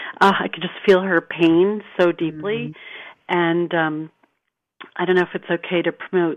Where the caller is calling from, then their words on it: California, United States; I'm calling from Northern California.